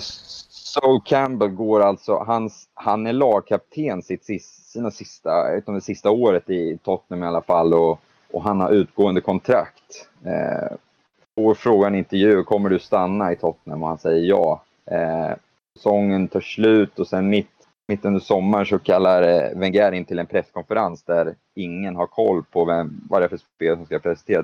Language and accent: Swedish; Sweden; moved away as an adult; also born or lived in London / United States / Leeds; Många vet ju liksom att jag var svensk